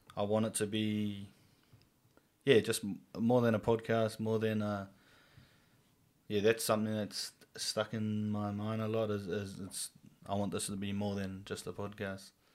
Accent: Whangarei, Northland, New Zealand; born and raised here in Whangarei.

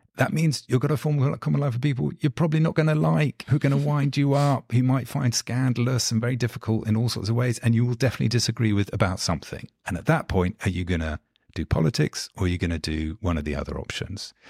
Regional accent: London, United Kingdom; London born and bred, not, not American, and grew up, uh, actually, I'm, I'm sitting in London at the moment and grew up just a kind of mile and a half or so from where, where I'm sitting at the moment.

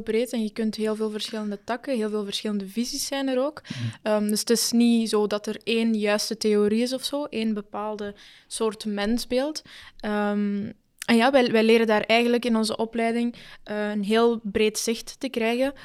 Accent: Argentina; now in Belgium; ik ben geboren in Argentinië

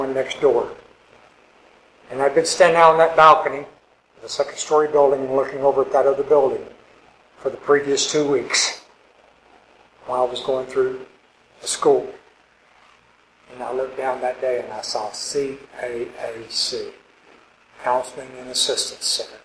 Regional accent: Arkansas, United States; moved away; also born or lived in California; I grew up in Arkansas, 35 miles from Memphis

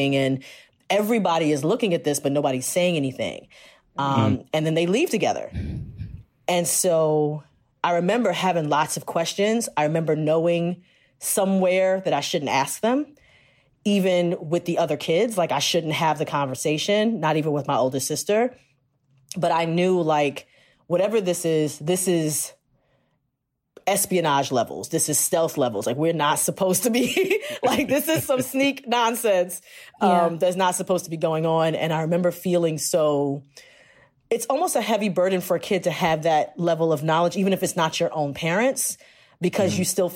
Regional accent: Jamaica; also born or lived in Queens, New York; So I'm Jamaican

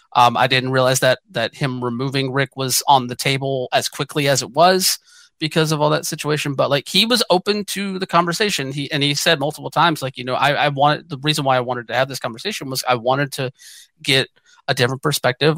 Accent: Georgia, United States; moved away as an adult; also born or lived in Atlanta, Georgia; now in western United States; I grew up in Georgia. I left Georgia partially because of the Georgia summers.

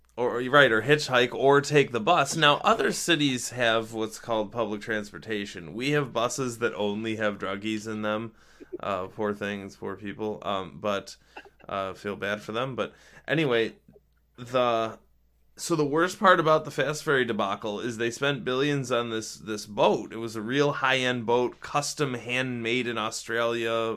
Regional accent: Rochester, New York, United States; in my hometown in rochester we constantly constantly have these Hail Mary plays

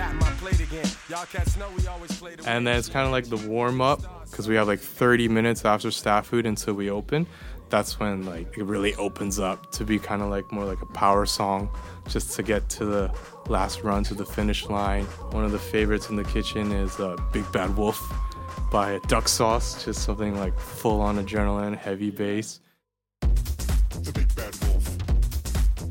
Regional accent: Edmonton, Alberta, Canada; moved away as an adult; now in Copenhagen, Denmark; born and raised in Edmonton, Alberta, in Canada

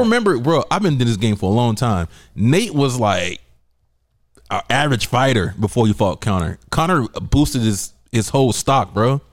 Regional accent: the South, United States; now in San Diego, United States; I'm from the South

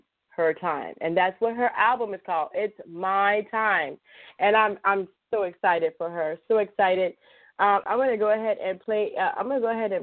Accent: Chicago, Illinois, United States; I'm from Chicago, so I say boyfriend, girlfriend

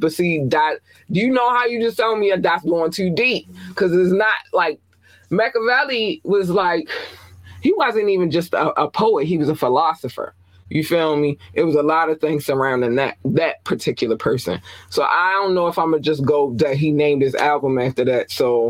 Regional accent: Baltimore, Maryland, United States; But I'm from Baltimore. Everybody loved … in Baltimore.

